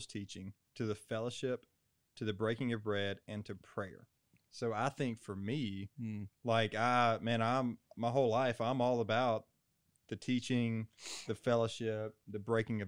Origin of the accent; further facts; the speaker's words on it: Robertson County, Tennessee, United States; Growing up in Robertson County here in Tennessee